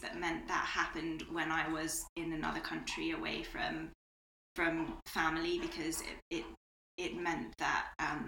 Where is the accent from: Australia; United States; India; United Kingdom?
United Kingdom; now in Spain; I'm British as well